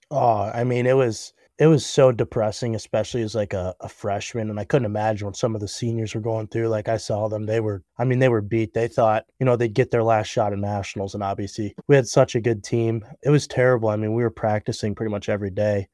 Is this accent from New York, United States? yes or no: no; Cleveland, Ohio, United States; moved away as an adult; now in Cincinnati, United States; I was uh, born like actually in Cleveland, so I just played kind of local hockey around there